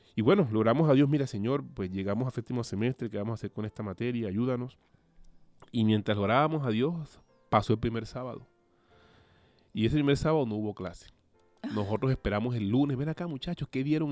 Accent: Cartagena, Bolívar, Colombia; moved away as an adult; now in Bilbao, Spain; soy de Colombia, específicamente de la ciudad Cartagena de Indias, una ciudad pues costera

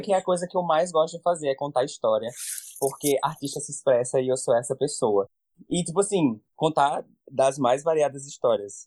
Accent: Natal, Rio Grande do Norte, Brazil; eu sou daqui do Natal mesmo

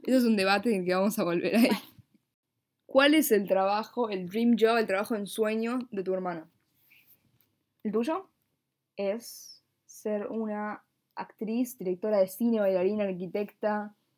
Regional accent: Buenos Aires, Argentina; Nací en una cama en un hospital en la ciudad autónoma de Buenos Aires, en Argentina

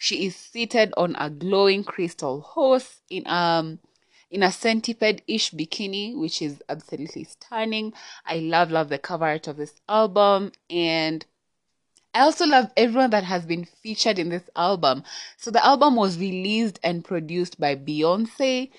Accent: Kenya; I'm Kenyan, yeah, I'm Kenyan

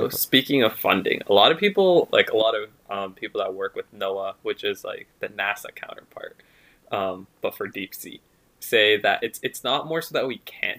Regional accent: Canada; I'm a Canadian.

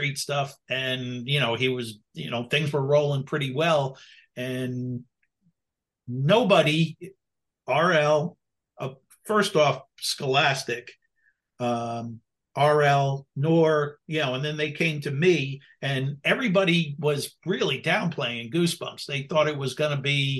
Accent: New Jersey, United States; I'm from Jersey

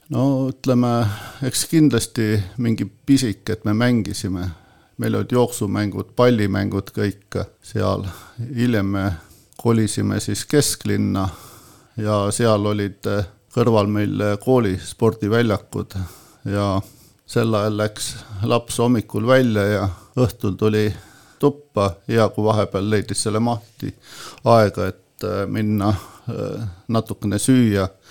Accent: Põltsamaa, Jõgeva County, Estonia; ma olen sündinud äh, Põltsamaal, üles kasvanud Põltsamaal, koolis käinud Põltsamaal

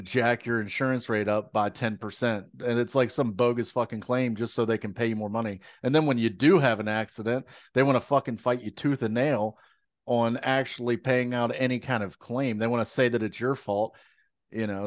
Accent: United States; we're American

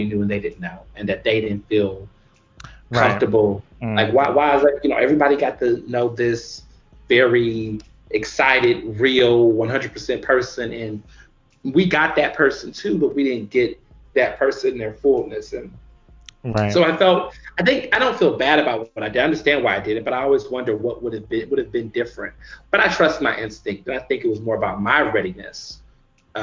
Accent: Houston, Texas, United States; moved away as an adult; also born or lived in Chicago, Illinois; now in Philadelphia, United States; my family moved to Houston, Texas, where I went to public school my entire life

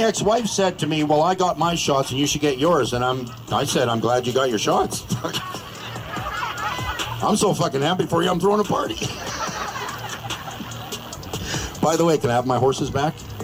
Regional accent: Canada

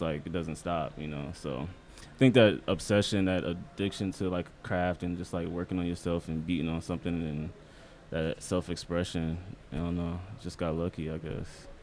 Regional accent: Omaha, Nebraska, United States; moved away as an adult; also born or lived in Iowa; now in New York, United States; I'm from Omaha, Nebraska.

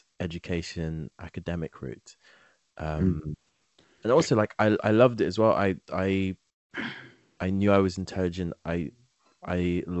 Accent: London, United Kingdom; also born or lived in Nigeria; London, specifically Southeast London, has been my home for the last 17 years

